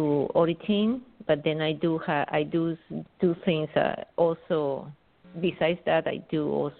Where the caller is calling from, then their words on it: New York, United States; Thank you. I'm calling from New York.